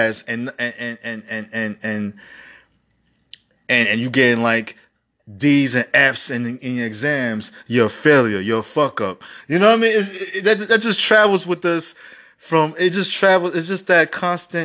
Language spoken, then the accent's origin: English; New York City, New York, United States; I grew up in the Bronx school system, one of the worst school system in America